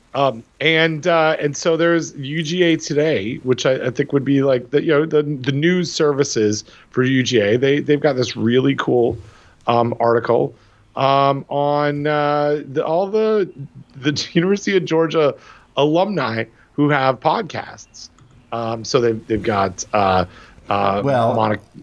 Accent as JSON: {"language": "English", "town": "Toronto", "region": "Ontario", "country": "Canada", "tie": "born or raised there", "moved": "yes", "said": "my hometown Toronto"}